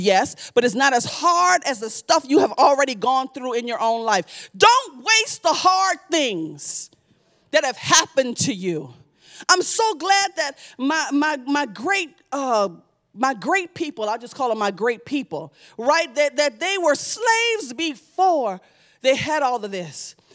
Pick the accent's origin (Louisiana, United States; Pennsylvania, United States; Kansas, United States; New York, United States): Louisiana, United States; New Orleans; I'm from New Orleans, you know, we eat chicken, but we don't raise chicken